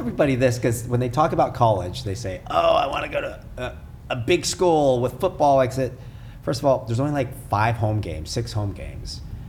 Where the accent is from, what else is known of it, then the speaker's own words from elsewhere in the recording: California, United States; I'm like, hey, we're from California.